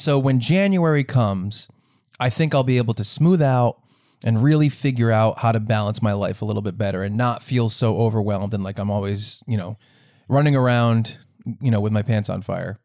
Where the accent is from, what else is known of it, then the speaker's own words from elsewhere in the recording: Rhode Island, United States; I'm in my home state of Rhode Island